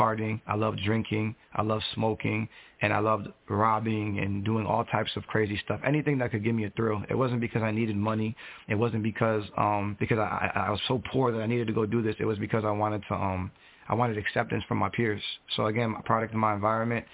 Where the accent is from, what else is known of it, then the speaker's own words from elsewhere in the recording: Fort Lauderdale, Florida, United States; now in Central Florida, United States; I was born and raised in Fort Lauderdale, Broward County, Florida